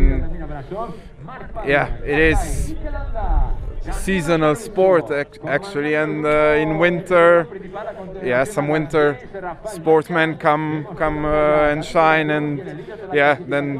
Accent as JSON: {"language": "English", "country": "Slovenia", "said": "I'm from Slovenia"}